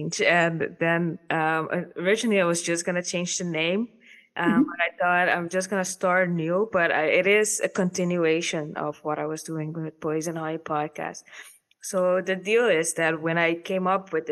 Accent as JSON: {"language": "English", "country": "Caribbean Netherlands", "moved": "yes", "lives_now": "Netherlands", "said": "I'm from the Caribbean and I've been here for 13 years now"}